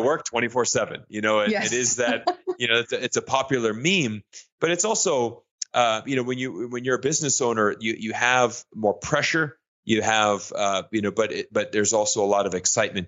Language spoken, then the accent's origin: English; Florida, United States; moved away as an adult; also born or lived in China; I'm originally from Florida, I'm an American citizen